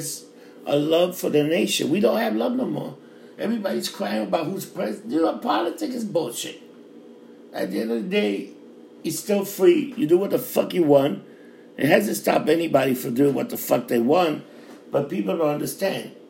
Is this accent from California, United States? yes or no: no; New York City, New York, United States; I grew up in Times Square, it was hooker, pimps